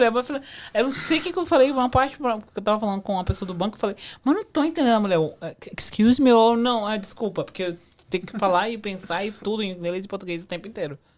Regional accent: Brazil; now in Canada; é tudo correndo, mas é o jeito que a gente foi criado no Brasil, não é?

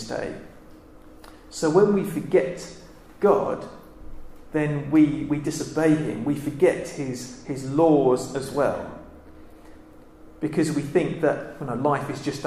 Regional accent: United Kingdom

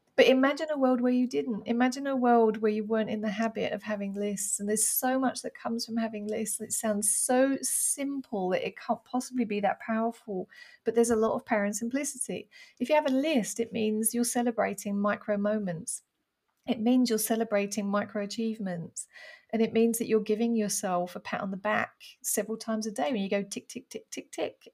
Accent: United Kingdom; now in France; being a Brit abroad

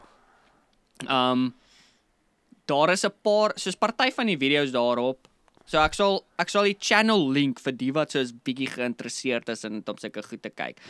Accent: South Africa; ons is nou Afrikaners, Suid-Afrikaners

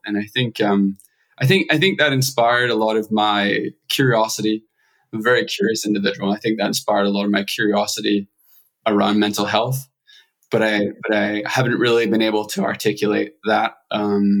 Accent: Scotland, United Kingdom; accent: Scottish; moved away as an adult; also born or lived in Edinburgh; now in Los Angeles, United States; I grew up in a small village of about 400 individuals, and grew up pretty poor, pretty like limited resources financially, pretty poverty stricken area in Scotland

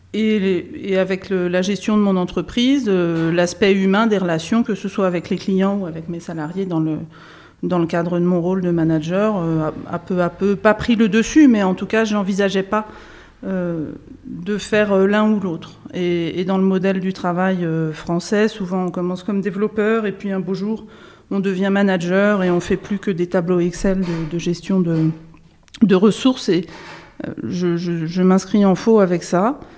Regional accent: Burgundy, Bourgogne-Franche-Comté, France; Je viens d'un petit village en Bourgogne.

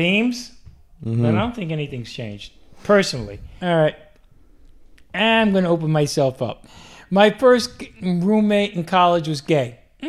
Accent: New York City, New York, United States; moved away as an adult; also born or lived in Danbury, Connecticut; I grew up in New York City.

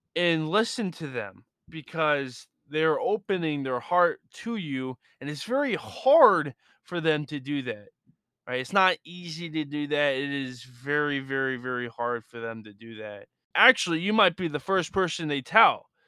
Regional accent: Lisbon, Portugal; with my mom, growing up in Lisbon

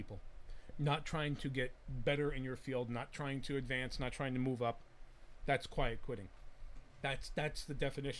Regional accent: New Jersey, United States; moved away; I'm originally from Jersey

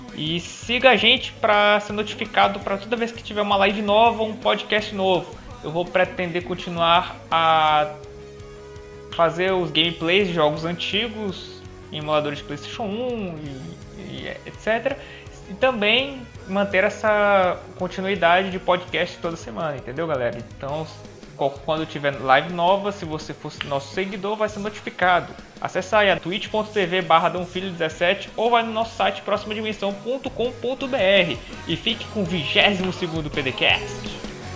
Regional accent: Piauí, Brazil; somos do Piauí, deste estado esquecido pelo, pelas pessoas

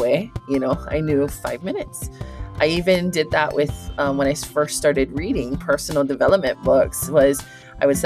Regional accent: Hawaii, United States; I'm from Hawaii

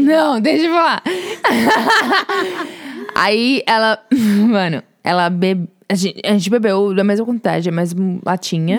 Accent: São Paulo, Brazil; moved away as an adult; now in United States; Sou de São Paulo e vim para os Estados Unidos como au pair, mas agora sou estudante

